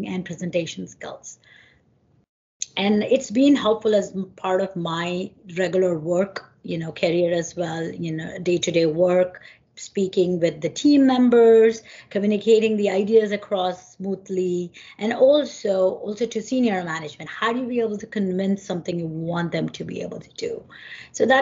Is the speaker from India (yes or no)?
yes; India; moved away as an adult; now in New Jersey, United States; I came from India. My, you know, roots are back from India.